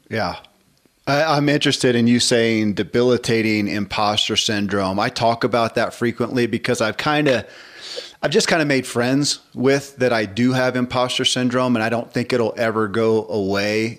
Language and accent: English; the South, United States; I grew up in the South and in the church